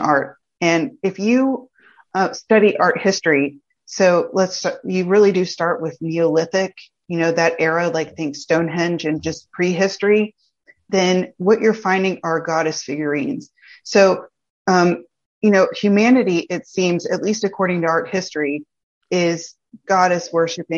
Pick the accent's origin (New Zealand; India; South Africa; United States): United States; Southeast; now in Georgia, United States; I'm from the Southeast, and I am happy to share that I moved to Georgia recently